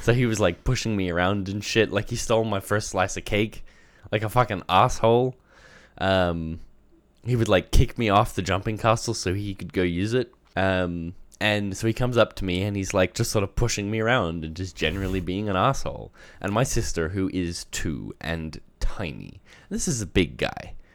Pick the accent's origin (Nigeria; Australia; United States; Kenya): Australia; moved away; growing up in Australia